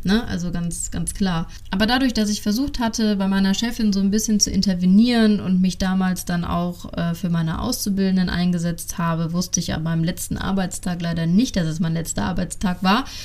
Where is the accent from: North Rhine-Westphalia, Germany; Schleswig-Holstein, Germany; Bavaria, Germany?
North Rhine-Westphalia, Germany; Düsseldorf; accent: Düsseldorfer Platt; Ich bin ein Düsseldorfer Mädchen und äh, meine ganze Familie ist in Düsseldorf verwurzelt. Somit wird mir auch zwischendurch das ein oder andere Düsseldorfer Platt entfleuchen.